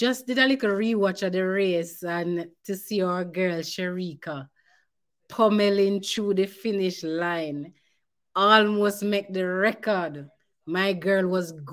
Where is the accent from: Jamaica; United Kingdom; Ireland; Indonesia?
Jamaica